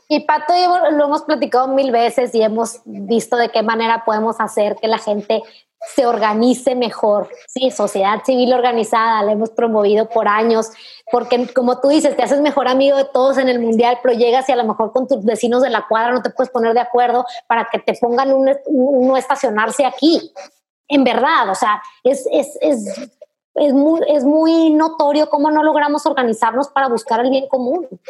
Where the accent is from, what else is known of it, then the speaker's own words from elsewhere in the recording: Mexico; los mexicanos